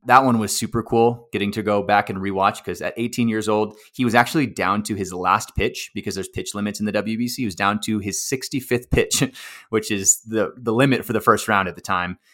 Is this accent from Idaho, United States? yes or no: no; Texas, United States; I grew up in Texas, played baseball in Texas all my life